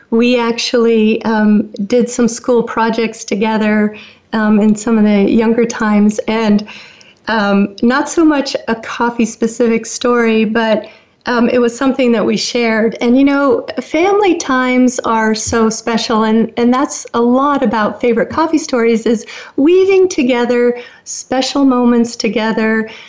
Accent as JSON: {"language": "English", "town": "Woodinville", "region": "Washington", "country": "United States", "tie": "born or raised there", "said": "growing up in the Seattle area, we um, we had special times in our little area there in Woodinville, and we lived on a lake"}